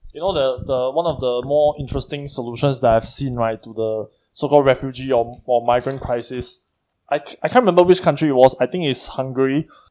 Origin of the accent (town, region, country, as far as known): Singapore